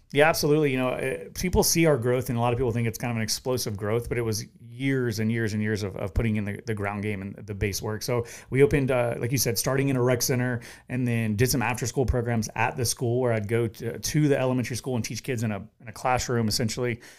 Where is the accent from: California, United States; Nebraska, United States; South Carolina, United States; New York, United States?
South Carolina, United States; Orangeburg; now in Charleston, United States; I grew up in Orangeburg, South Carolina.